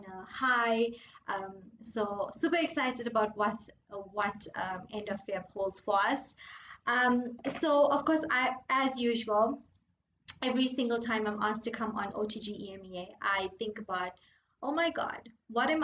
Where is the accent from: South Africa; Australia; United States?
South Africa; Gauteng; I'm from Gauteng, South Africa